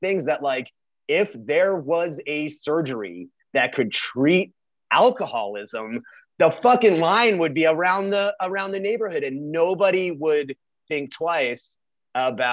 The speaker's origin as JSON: {"language": "English", "region": "New York", "country": "United States", "moved": "yes", "lives_now": "Texas, United States", "said": "We're from New York"}